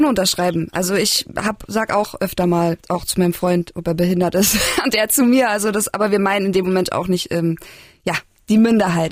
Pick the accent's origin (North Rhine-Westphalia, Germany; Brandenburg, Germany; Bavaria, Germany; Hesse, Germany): Bavaria, Germany; moved away; ich komme ja ursprünglich aus Bayern